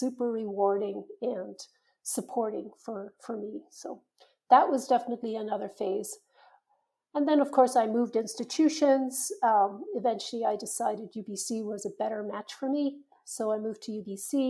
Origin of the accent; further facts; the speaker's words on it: Ireland; moved away; When I was growing up in Ireland, I think it was very much a culture where you did what you were told